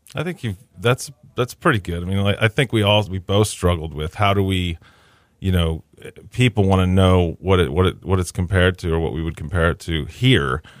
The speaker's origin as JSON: {"language": "English", "town": "Kingwood", "region": "Texas", "country": "United States", "tie": "born or raised there", "also_born_or_lived": "Boston / New York", "moved": "as an adult", "said": "I grew up in Kingwood."}